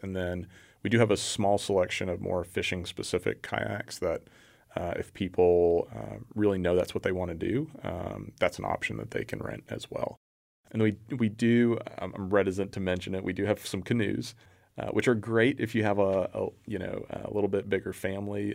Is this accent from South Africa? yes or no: no; Houston, Texas, United States; moved away as an adult; now in Waco, United States; I grew up in the Houston area, came up here for, uh, for school and ended up sticking around